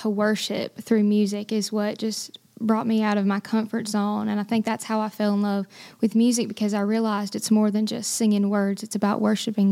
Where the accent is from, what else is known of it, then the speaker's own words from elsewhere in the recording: Boiling Springs, North Carolina, United States; this is my hometown as well